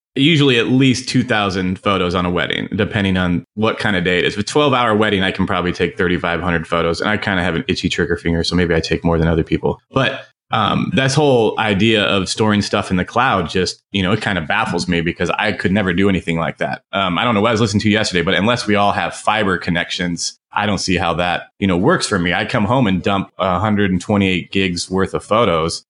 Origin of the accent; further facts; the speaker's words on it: Phoenix, Arizona, United States; also born or lived in New York; I'm from Phoenix